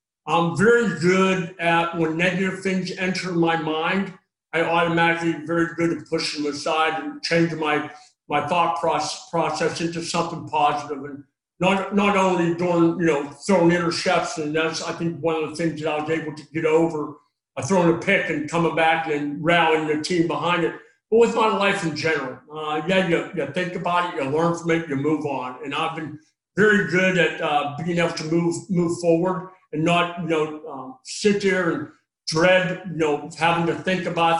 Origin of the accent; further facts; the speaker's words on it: Pennsylvania, United States; moved away as an adult; when I grew up in Pennsylvania